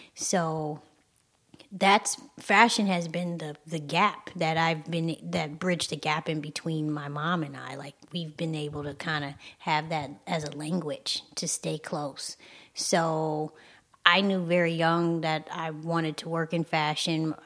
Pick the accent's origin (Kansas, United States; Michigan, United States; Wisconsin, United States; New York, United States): Michigan, United States; I'm from Michigan